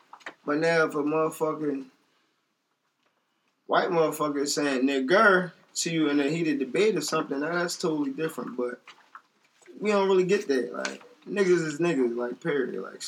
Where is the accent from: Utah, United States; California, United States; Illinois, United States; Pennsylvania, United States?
Pennsylvania, United States; Philadelphia; I'm from Southwest.